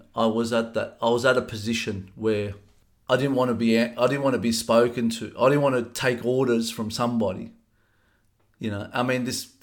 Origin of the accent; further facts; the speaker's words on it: Sydney, New South Wales, Australia; I was born in 1977 in uh, Fairfield, the old Fairfield Hospital